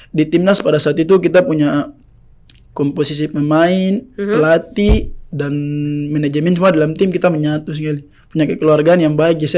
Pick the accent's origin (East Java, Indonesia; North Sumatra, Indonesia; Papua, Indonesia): Papua, Indonesia; Jayapura; Saya dari Jayapura, main Jayapura, banyak saudara saya